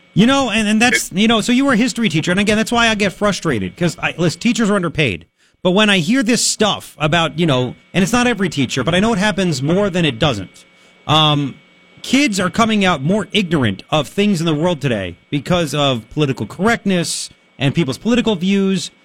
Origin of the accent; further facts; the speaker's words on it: Long Island, New York, United States; growing up on Long Island, when I did